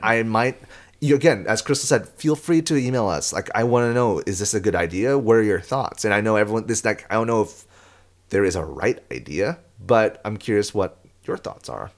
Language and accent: English; San Diego, California, United States; I'm from San Diego